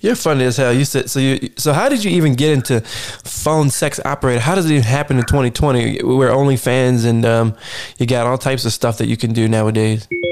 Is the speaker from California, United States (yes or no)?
yes; Sacramento, California, United States; Born and raised in Sacktown.